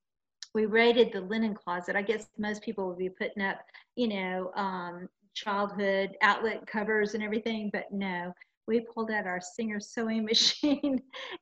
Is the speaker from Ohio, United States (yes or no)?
no; California, United States; I'm not a Southerner. I'm from California